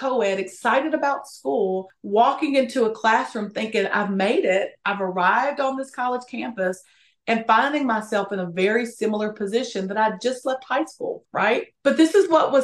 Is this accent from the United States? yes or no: yes; Appalachia, United States; I'm from Appalachia, which is very important to me.